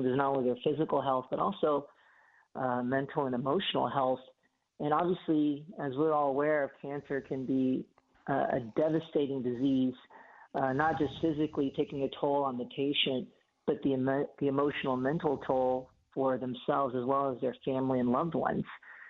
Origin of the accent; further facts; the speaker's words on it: Houston, Texas, United States; moved away as an adult; also born or lived in Atlanta, Georgia; now in Knoxville, United States; I was born and raised in Houston